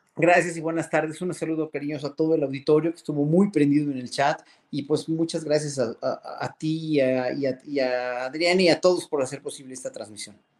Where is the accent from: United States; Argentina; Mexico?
Mexico; como pueblo mexicano